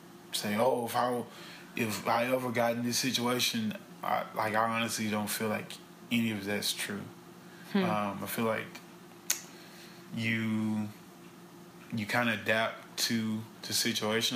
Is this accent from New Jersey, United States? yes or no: no; Baton Rouge, Louisiana, United States; I'm from Baton Rouge, East Baton Rouge Parish